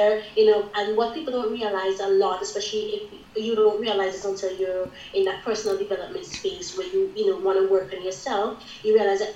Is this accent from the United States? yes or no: no; St. Vincent & Grenadines; now in United Kingdom; I am from the Caribbean island of St. Vincent and the Grenadines originally